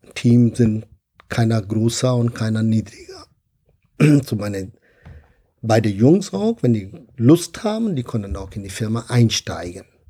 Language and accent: German; India; German is a second language; now in Bonn, Germany; Ich komme ursprünglich aus Indien